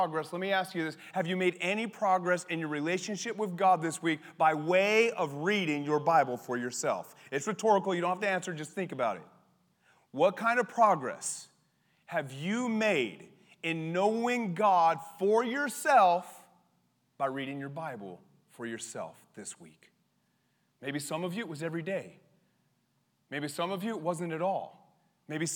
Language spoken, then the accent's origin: English; Colorado, United States; growing up in Colorado